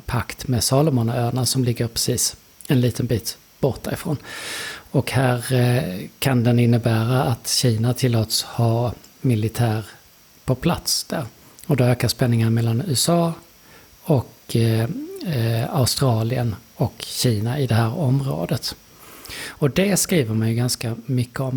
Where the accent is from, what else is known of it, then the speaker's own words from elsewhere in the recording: Lund, Skåne, Sweden; jag är från Lund.